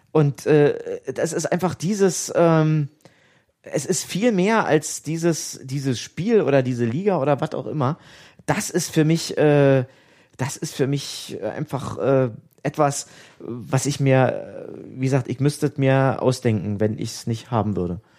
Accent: Jena, Thuringia, Germany; Und ich bin in Jena geboren. Und ich bin in der, in der Schule auch mit Jena auf nä

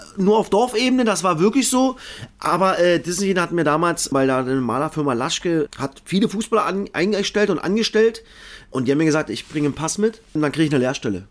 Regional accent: Cottbus, Brandenburg, Germany; ich komme aus Cottbus in Cottbus geboren

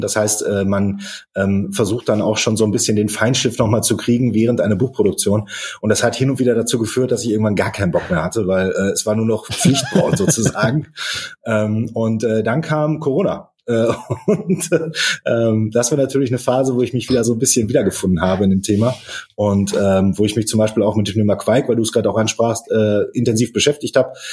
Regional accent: Dortmund, North Rhine-Westphalia, Germany; Ich komme aus Dortmund, äh, bin gebürtiger Dortmunder

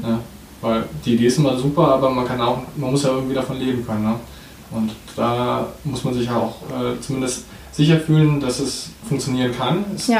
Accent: Erlangen, Bavaria, Germany; now in Nuremberg, Germany; ich komme hier aus der Gegend auch, aus, aus Erlangen. In Erlangen mhm. bin ich aufgewachsen und wohne jetzt hier schon seit sieben Jahren in Nürnberg

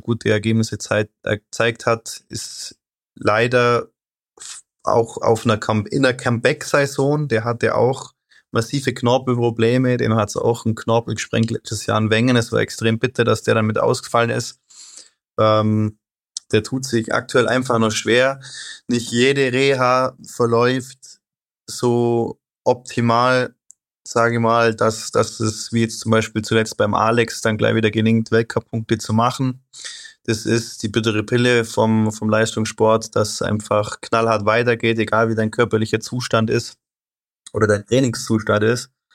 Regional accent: Germany; Wir Deutschen

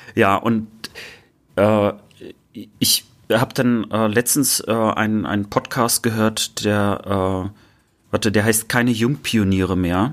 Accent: Germany; weil es meine Heimat ist

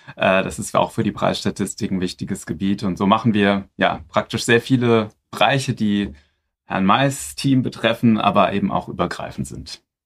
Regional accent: Frankfurt am Main, Hesse, Germany; also born or lived in Berlin / Mainz; komme aus Frankfurt am Main, äh, nicht weit von hier. Dort bin ich geboren und inzwischen lebe ich da auch wieder.

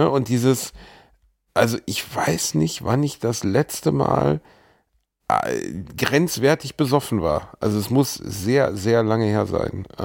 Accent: Bavaria, Germany; Also vielleicht auch, weil ich, wo ich herkomme, ich glaube vielleicht, dass wirklich irgendwie das Landkind aus dem tiefsten Bayern höchstens so zum Schützenfest

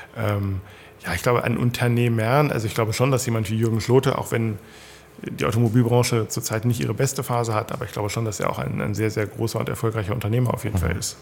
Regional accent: Sarstedt, Lower Saxony, Germany; ich komme aus Saarstedt

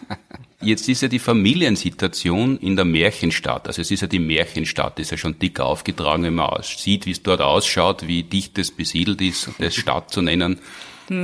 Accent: Graz, Styria, Austria; Ich war ja als Grazer Kind

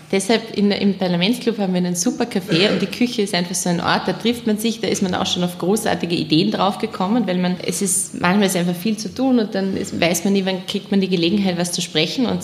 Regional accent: Nenzing, Vorarlberg, Austria; Wir sind zwar im Land aufgewachsen und sagen wir es mal so, in, in Nenzing, in Österreich, in Vorarlberg, da ist alles irgendwie sehr ordentlich. Meistens alle katholisch

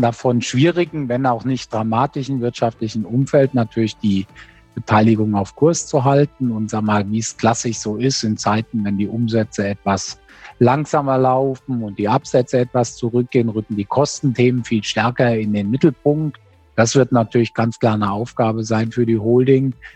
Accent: Germany; als Deutsche

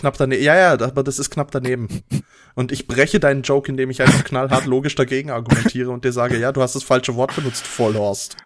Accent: Basel, Basel-Stadt, Switzerland; wir haben bei uns in Basel in der Nähe das Augusta Raurica

